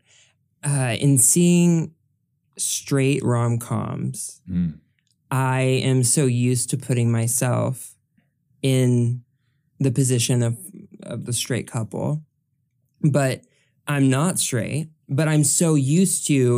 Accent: the South, United States; I'm from the South.

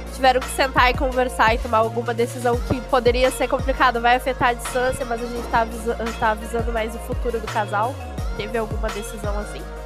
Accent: on the border with Argentina, interior of Rio Grande do Sul, Brazil; A gente é do Rio Grande do Sul, só que ele é da capital e eu sou do interior na divisa com a Argentina

